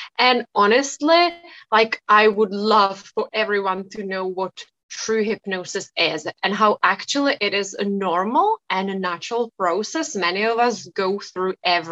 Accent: Czechia; I come from the Czech Republic. So it is a Czech name

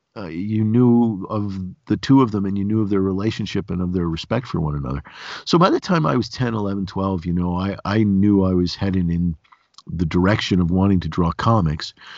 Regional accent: Endicott, New York, United States; also born or lived in Vestal, New York; the Binghamton area, I grew up in Endicott across the river from Vestal.

